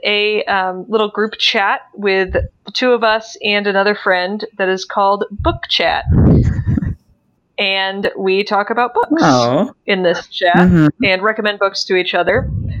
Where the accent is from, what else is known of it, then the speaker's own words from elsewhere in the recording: United States; Especially as an American who like grew up on the other side of this